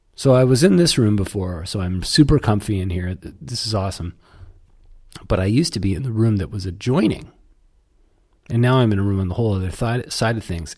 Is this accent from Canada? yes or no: yes; Canada; I'm from Canada.